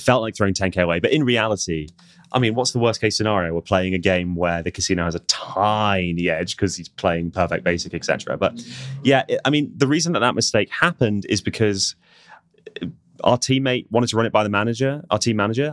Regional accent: United Kingdom; as British people

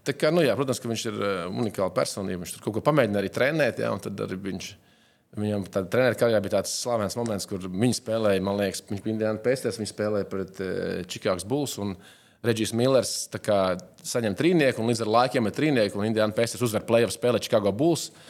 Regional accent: Latvia; moved away as an adult

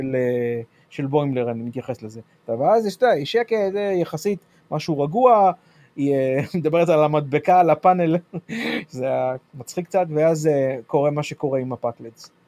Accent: United States; בתור אמריקאי

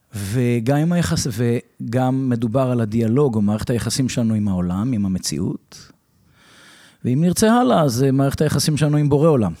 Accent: Revivim, Southern District, Israel; also born or lived in United States; אני בן קיבוץ רביבים

